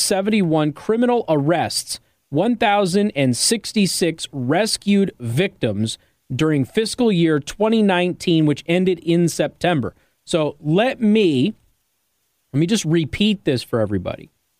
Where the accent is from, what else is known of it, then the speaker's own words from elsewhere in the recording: Southwest, United States; maybe it's because I come from the Southwest, and where I'm from, this is a regular occurrence